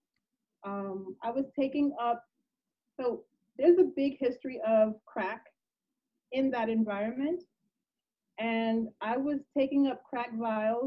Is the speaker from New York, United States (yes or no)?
yes; New York City, New York, United States; I'm in New York. Wow. But I'm from Lower East Side, Manhattan.